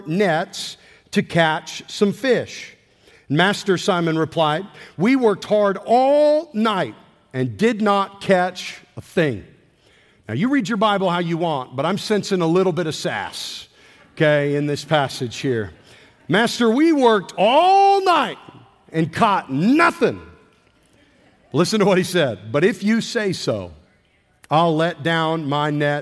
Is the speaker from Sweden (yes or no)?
no; Nampa, Idaho, United States; also born or lived in Shelby, Montana; I was born in a tiny little town in Montana called Shelby, about 3,000 people. And when I was 9 years old, I moved to the big city of Nampa, Idaho